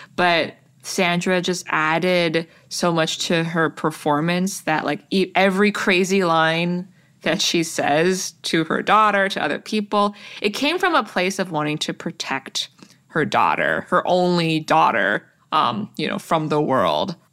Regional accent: Toronto, Ontario, Canada; born or raised there

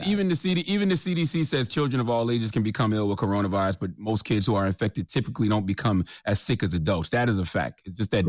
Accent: South Carolina, United States; I'm from South Carolina.

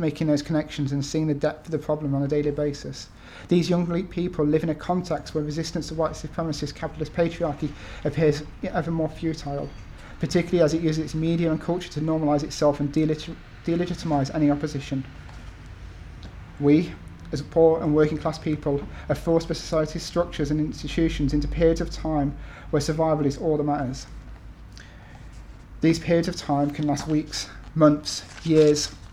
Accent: North East Lancashire, North West England, United Kingdom; moved away; also born or lived in Nottingham; North East Lancashire

